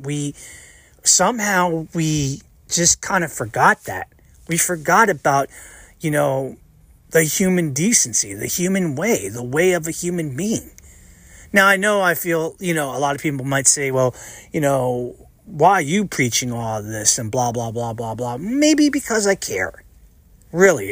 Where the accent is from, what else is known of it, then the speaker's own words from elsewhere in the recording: United States; I'm an American, 'cause I was born and raised in the United States of America.